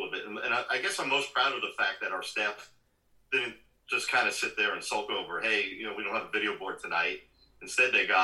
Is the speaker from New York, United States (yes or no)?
yes; New York City, New York, United States; moved away as an adult; also born or lived in Albany, New York / Florida; now in Hudson Valley, United States; I'm a New York native. I was born and raised in Brooklyn